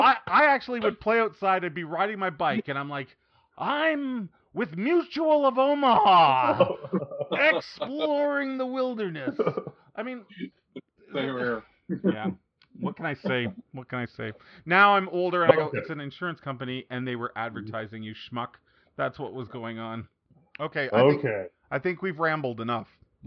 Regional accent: Canada; growing up in Canada, for at least Jason

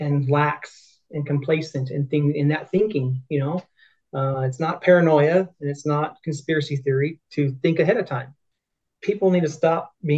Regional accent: Victorville, California, United States; now in Utah, United States; I'm originally from California, so I'm from San Bernardino County, Victorville, California

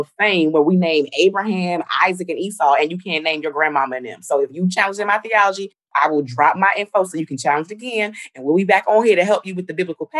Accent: New Jersey, United States; I'm from Jersey

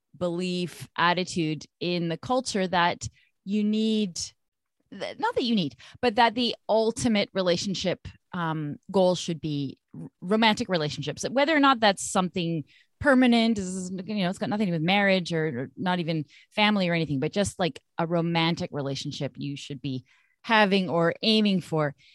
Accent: Vancouver, British Columbia, Canada; moved away as an adult; now in Montreal, Canada; I'm I'm from Vancouver originally

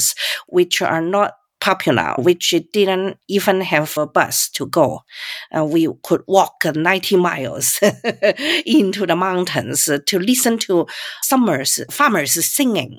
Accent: Guangzhou, Guangdong, China; first language Cantonese; English is a second language; moved away as an adult; also born or lived in New York, United States / San Francisco Bay Area, United States / Baltimore, United States / Kansas City, United States; now in United States; I am from Canton. Guangzhou is in the south.

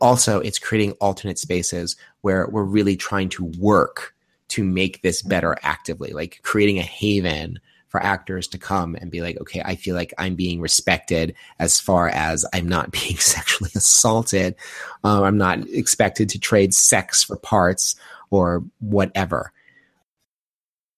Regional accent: Long Island, New York, United States; I grew up in New York, Long Island

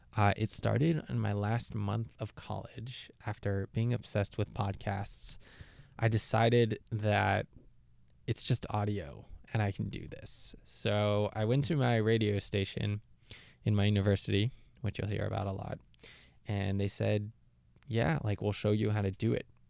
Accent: Jerusalem, Jerusalem District, Israel; moved away as an adult; also born or lived in Toronto, Canada; now in United States; I was born in Toronto, grew up in Jerusalem, Israel, and recently I've been living in the US.

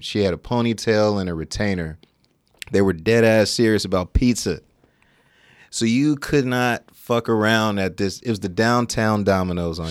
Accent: Sacramento, California, United States; born and raised in Sacramento.

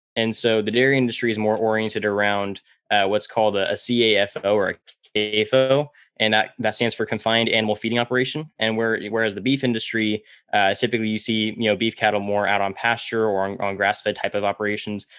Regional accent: Central California, United States; I uh, was born and raised in Central California, and I was raised all around dairy farms

